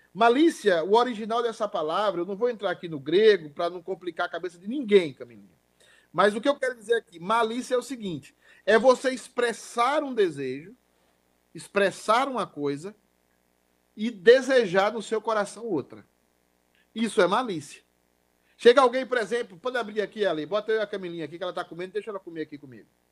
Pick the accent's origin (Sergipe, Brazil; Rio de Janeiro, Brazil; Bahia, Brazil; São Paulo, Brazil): Bahia, Brazil; Irecê; born or raised there; moved away